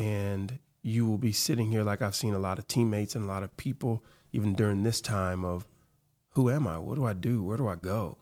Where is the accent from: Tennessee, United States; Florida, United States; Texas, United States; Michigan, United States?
Tennessee, United States; Memphis; growing up in Memphis, growing up in the South